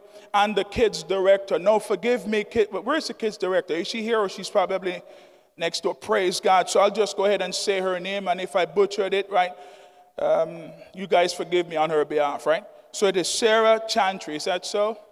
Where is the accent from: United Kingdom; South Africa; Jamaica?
Jamaica; now in Sussex County, United States; I'm from Jamaica.